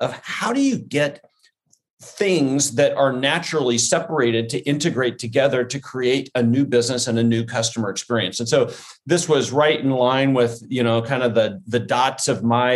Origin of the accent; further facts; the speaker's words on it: Portland, Oregon, United States; moved away as an adult; also born or lived in Corvallis, Oregon; now in Seattle, United States; I grew up in Portland, Oregon